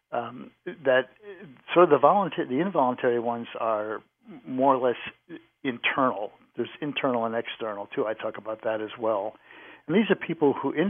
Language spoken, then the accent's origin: English; New England, United States; now in Cincinnati, United States; I grew up in New England